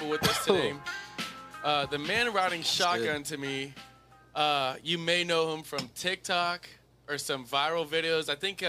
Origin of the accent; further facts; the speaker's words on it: South Africa; Listen, we're from South Africa, right?